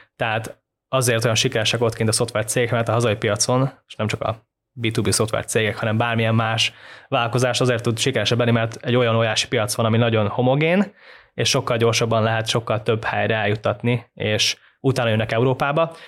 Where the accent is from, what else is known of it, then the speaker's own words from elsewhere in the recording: Hungary; magyar vagyok, eh, sose gondolják el azt, hogy magyar vagyok